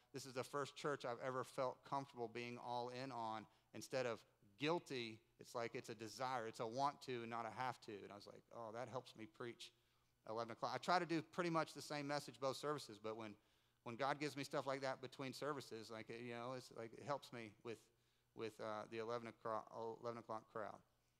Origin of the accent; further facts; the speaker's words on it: Winston-Salem, North Carolina, United States; We grew up in Winston-Salem, North Carolina.